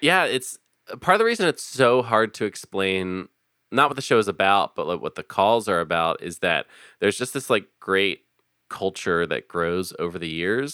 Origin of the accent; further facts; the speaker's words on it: Philadelphia, Pennsylvania, United States; I'm originally from Philadelphia, uh, born and raised